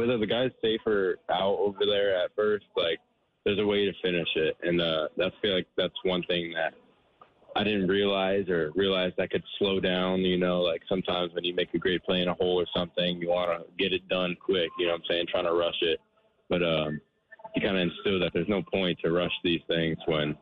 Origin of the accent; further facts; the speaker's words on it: Florida, United States; I'm from Florida